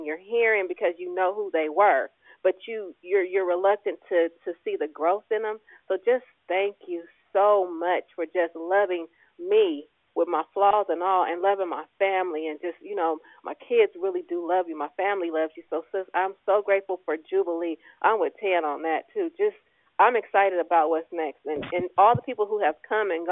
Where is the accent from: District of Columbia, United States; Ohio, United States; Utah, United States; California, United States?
California, United States; Richmond; growing up in Richmond